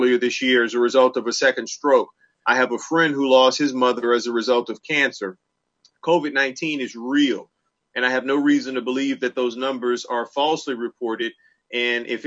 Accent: New Orleans, Louisiana, United States; now in Durham, United States; I grew up in New Orleans.

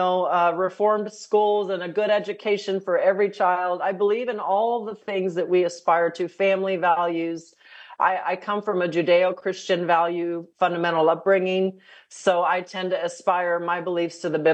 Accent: El Paso, Texas, United States; moved away; my hometown of El Paso

